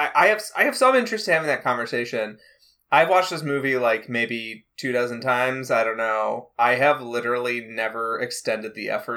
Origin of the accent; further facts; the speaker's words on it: Midwest, United States; I grew up in the Midwest.